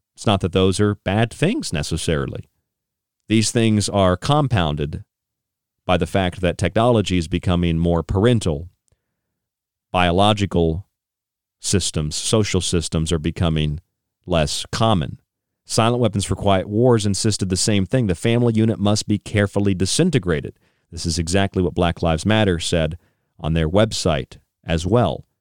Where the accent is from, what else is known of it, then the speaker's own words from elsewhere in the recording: Morgantown, West Virginia, United States; now in New York, United States; I stayed in West Virginia on the way uh, where I grew up in Morgantown for a couple of years